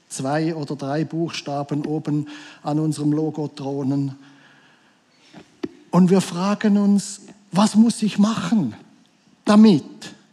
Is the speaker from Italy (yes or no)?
no; Switzerland; wir sind, wir sind Schweizer. Das sehe ich jedes Mal, wenn das Flugzeug wieder in der Schweiz landet.